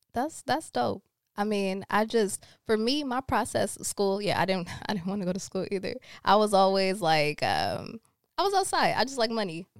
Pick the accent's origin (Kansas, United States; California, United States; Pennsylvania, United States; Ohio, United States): California, United States; Rancho Cucamonga; also born or lived in Los Angeles / Jamaica (family); I grew up in Rancho Cucamonga, like, Ontario, like, I always went to school in L A, but we always lived out there